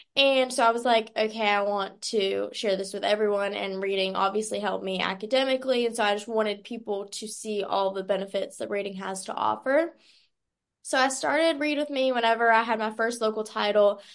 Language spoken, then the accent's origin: English; Stanfield, North Carolina, United States; I'm from Stanfield, North Carolina